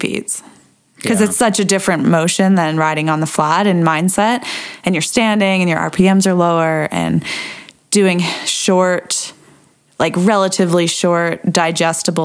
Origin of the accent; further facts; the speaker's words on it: Edmonton, Alberta, Canada; accent: Canadian; moved away; Canada. Yeah, because it's my hometown. It's my hometown